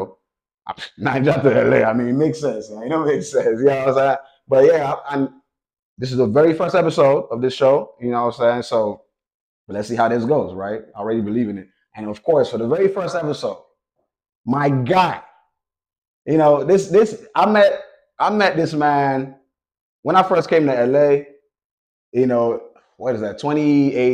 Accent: Nigeria; I'm Nigerian

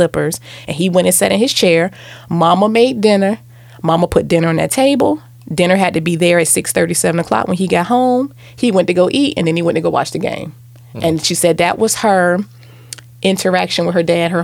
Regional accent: Virginia, United States; I grew up in Virginia

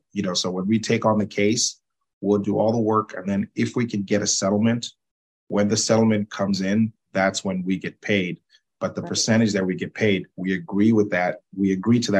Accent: Zambia; moved away; I'm originally from Zambia myself

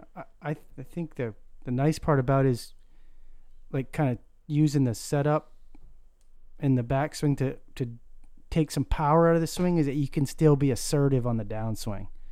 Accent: Maine, United States; a nine-hole course up on the island where I grew up in Maine

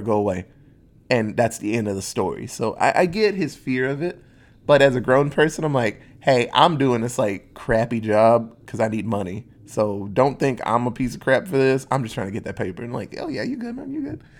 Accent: Netherlands; moved away; where I grew up in Holland.

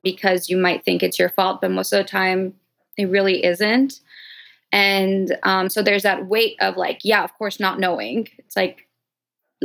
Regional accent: France; moved away as an adult; now in Los Angeles, United States; I grew up in France, born and raised, and I moved to Los Angeles when I was 18

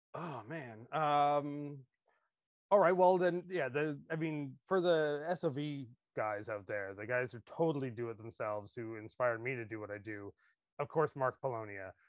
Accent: Canada; as a Canadian

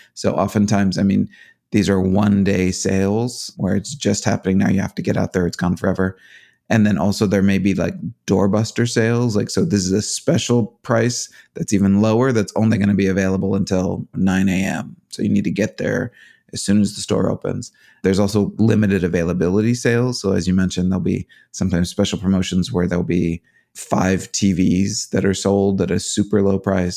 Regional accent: United States; as an American

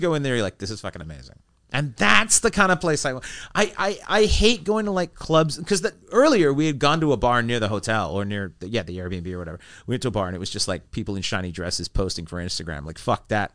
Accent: Vancouver, British Columbia, Canada; I'm from Vancouver

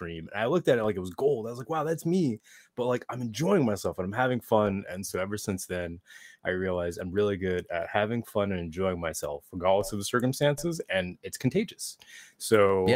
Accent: New York City, New York, United States; growing up in New York

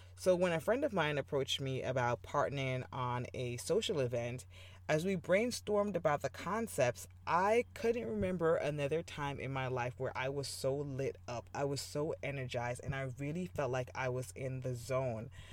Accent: Jamaica; moved away as an adult; I was born in Jamaica and I moved here for college

